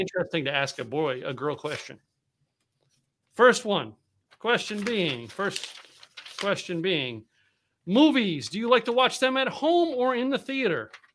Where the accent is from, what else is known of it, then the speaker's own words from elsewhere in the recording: Philadelphia, Pennsylvania, United States; the radio station that I grew up listening to in Philadelphia, Pennsylvania.